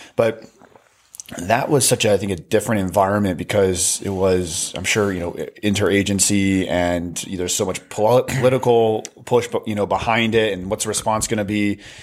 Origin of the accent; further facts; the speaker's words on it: United States; being an American